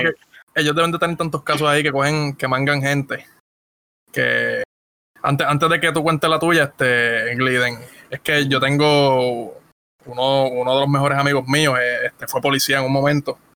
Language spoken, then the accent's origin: Spanish; Ponce, Puerto Rico; moved away; yo soy de Ponce